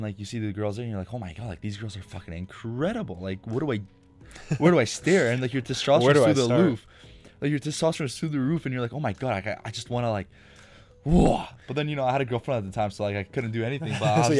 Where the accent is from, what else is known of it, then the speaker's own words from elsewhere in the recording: Canada; we tell them, oh, no, we're Canadian.